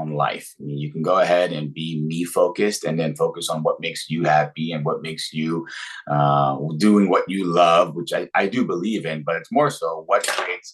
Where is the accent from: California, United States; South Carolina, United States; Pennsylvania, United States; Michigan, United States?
Pennsylvania, United States; Philadelphia; I'm from Philadelphia